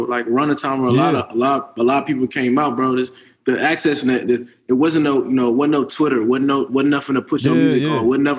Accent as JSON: {"language": "English", "town": "Columbia", "region": "Maryland", "country": "United States", "tie": "born or raised there", "said": "I grew up in Columbia. I'm closer to like the Baltimore side."}